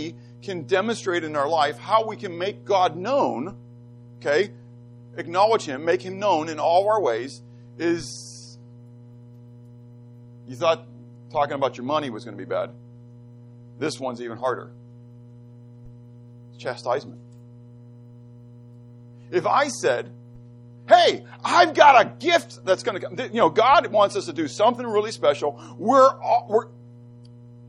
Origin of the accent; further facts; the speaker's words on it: Pittsburgh, Pennsylvania, United States; I grew up in Pittsburgh and we had a basement